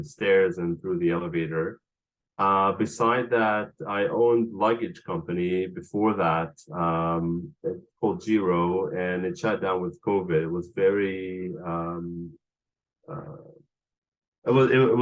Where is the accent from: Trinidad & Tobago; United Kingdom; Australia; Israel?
Israel; moved away as an adult; also born or lived in Los Angeles, United States; now in New York City, United States; I grew up in Israel in during the 80s